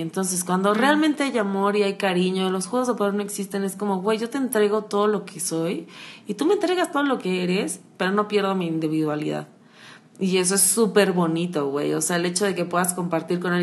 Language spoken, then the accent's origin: Spanish; Acapulco, Guerrero, Mexico; soy de Acapulco